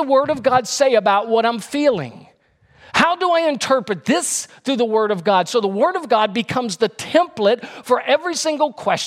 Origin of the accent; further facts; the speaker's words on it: Louisiana, United States; now in North Carolina, United States; my home state of Louisiana. That's why I moved out and moved to North Carolina